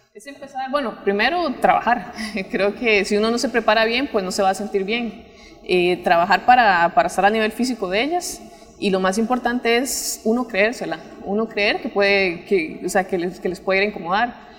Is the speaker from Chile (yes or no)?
no; Pavas, San José, Costa Rica; also born or lived in Guanacaste; soy de Pavas, pero mis papás son de Guanacaste